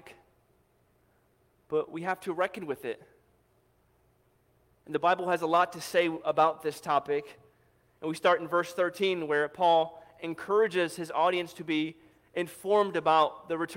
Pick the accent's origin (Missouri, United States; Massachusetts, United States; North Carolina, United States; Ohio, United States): Missouri, United States; St. Louis; moved away as an adult; I grew up in St. Louis